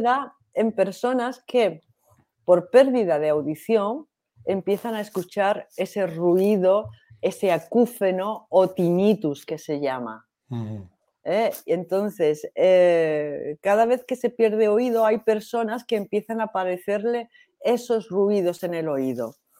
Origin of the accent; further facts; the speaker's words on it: Seville, Andalusia, Spain; soy de Sevilla